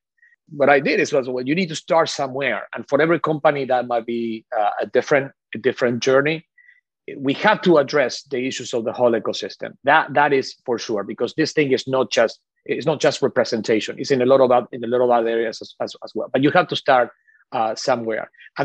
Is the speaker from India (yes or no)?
no; Argentina; English is a second language; moved away; Obviously, for me, this since very early on was a very personal issue, because I come from Argentina. I always I didn't really understand until I came here what lack of diversity looked like, because I grew up with a lot of diversity.